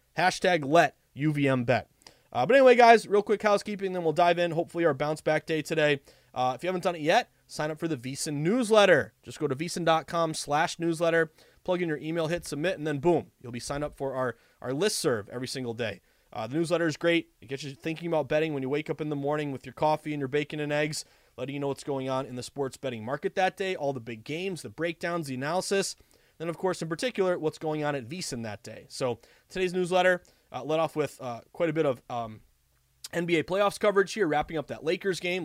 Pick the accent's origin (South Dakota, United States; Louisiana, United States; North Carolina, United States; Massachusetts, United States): Massachusetts, United States; the Berkshires, Western; also born or lived in Vermont; I am a proud, obviously, uh, masshole. I was born and raised in Western Mass in the Berkshires